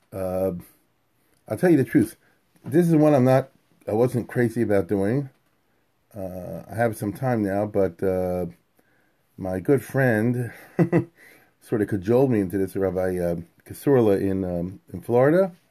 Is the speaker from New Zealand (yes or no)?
no; United Kingdom; and I'm British, you know.